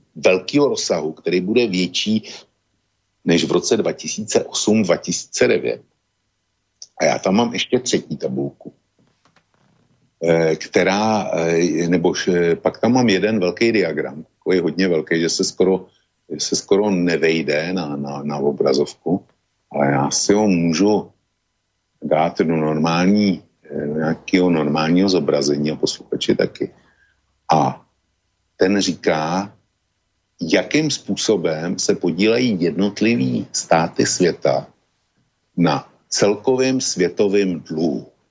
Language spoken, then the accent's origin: Czech; Czechia; u nás v Čechách